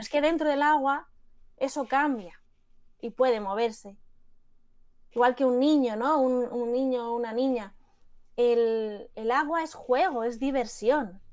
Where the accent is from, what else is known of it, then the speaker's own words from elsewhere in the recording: Madrid, Community of Madrid, Spain; yo que soy de Madrid, de la Complutense